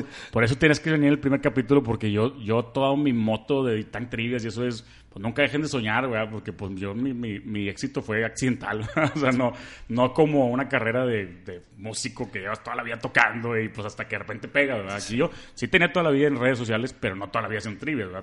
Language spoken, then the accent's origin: Spanish; Monterrey, Nuevo León, Mexico; soy de Monterrey, soy súper fan de Jaguars, tengo 30 años